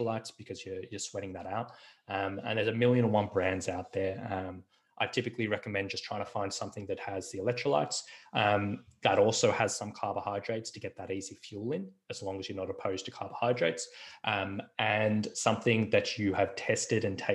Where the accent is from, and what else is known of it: Australia